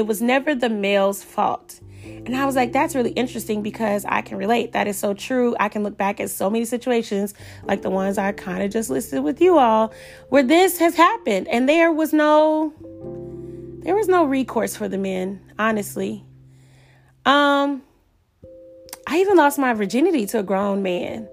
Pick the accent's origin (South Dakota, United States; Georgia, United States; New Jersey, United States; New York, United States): Georgia, United States; Atlanta; I'm from Atlanta